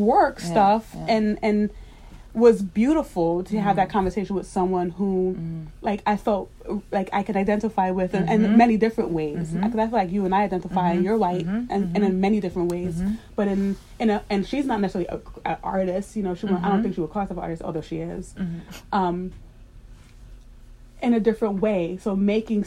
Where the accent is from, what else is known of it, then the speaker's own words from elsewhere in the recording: New York, United States; I grew up in New York